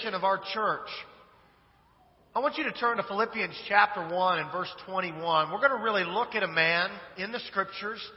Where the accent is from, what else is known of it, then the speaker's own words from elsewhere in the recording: Kansas, United States; moved away; I'm originally from Kansas